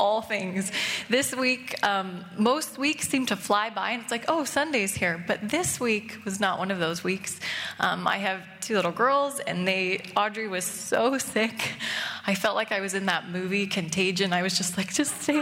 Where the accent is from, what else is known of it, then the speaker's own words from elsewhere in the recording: United States; moved away as an adult; also born or lived in Seattle; now in Canada; I'm American